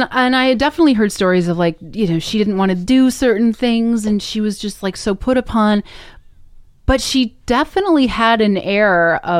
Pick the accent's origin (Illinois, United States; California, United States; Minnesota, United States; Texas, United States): Minnesota, United States; I mean, you know, growing up in Minnesota, like there was the Mall of America, Wisconsin, right?